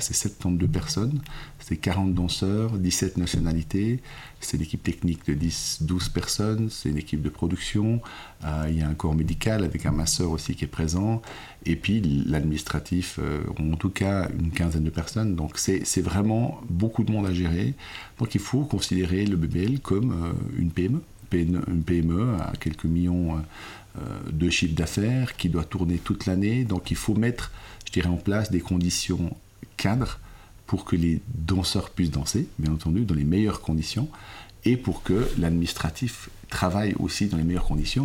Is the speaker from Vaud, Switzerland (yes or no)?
yes; Lausanne, Vaud, Switzerland; je suis suisse et italien. J'ai grandi, je suis né à Lausanne, j'ai grandi à Lausanne